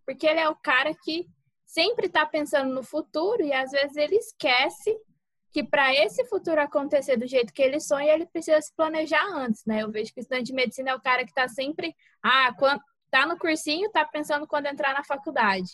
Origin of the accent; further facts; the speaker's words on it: Mato Grosso do Sul, Brazil; moved away as an adult; now in Cáceres, Brazil; Eu sou do Mato Grosso do Sul